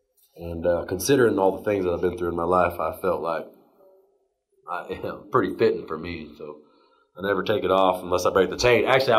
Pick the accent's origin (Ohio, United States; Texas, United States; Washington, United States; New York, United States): Texas, United States; I have a lot of pride in being a Texan, you know. And I mean, I live in Texas now, you know.